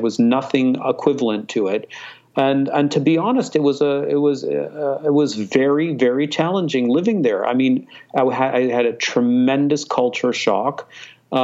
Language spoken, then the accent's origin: English; Hong Kong; I grew up in Hong Kong. I went to an American school in Hong Kong. My father was British. My mother was from Turkey.